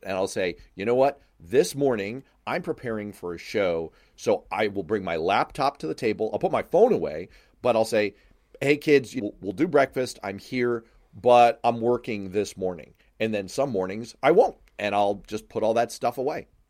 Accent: New York City, New York, United States; I grew up in Manhattan.

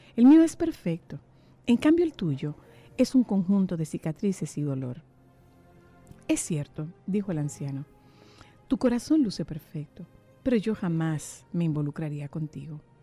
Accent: Dominican Republic; somos los dominicanos

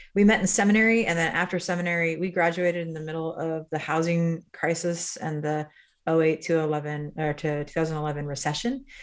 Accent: Midwest, United States; I grew up in the Midwest, Irish Catholic family, blue collar family in many ways.

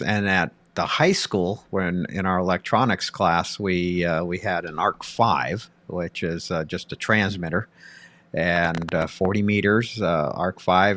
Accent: Pasadena, California, United States; growing up in Pasadena, California

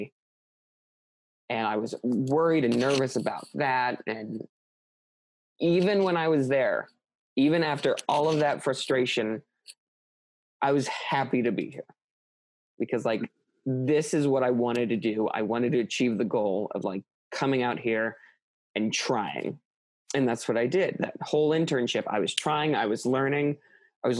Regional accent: Midwest, United States; moved away as an adult; now in Los Angeles, United States; I came from the Midwest, a family that like never really expanded from its like plot of land

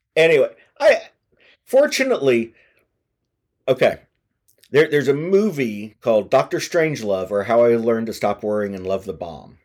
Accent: United States; as an American

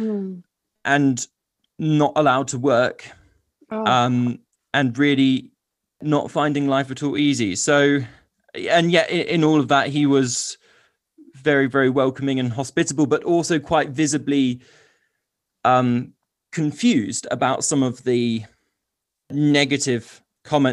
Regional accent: United Kingdom; being British

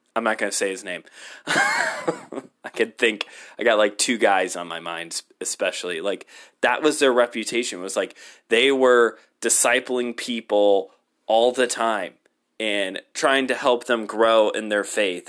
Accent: United States; I'm an American.

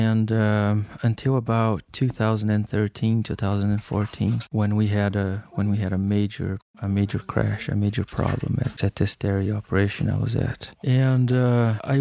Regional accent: Brazil; moved away as an adult; now in United States; I grew up in Brazil

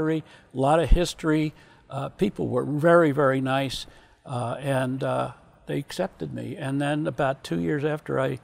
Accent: Virginia, United States; I grew up in Virginia

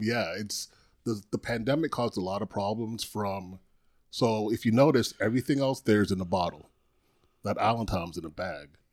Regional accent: U.S. Virgin Islands; also born or lived in Trinidad; now in Tampa, United States; born in Trinidad, grew up in Saint Croix

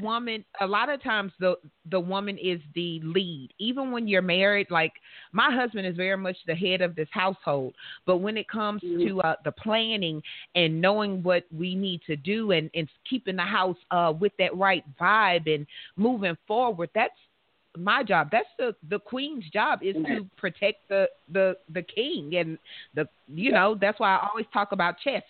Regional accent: the South, United States; I'm from the South

